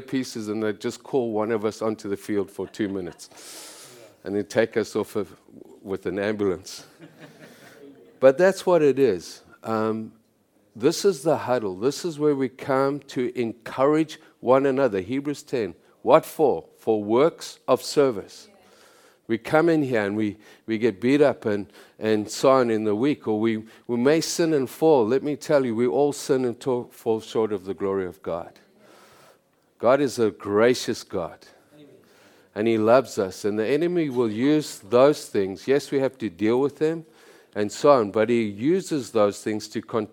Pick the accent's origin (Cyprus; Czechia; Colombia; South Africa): South Africa; moved away as an adult; now in Canada; I'm from South Africa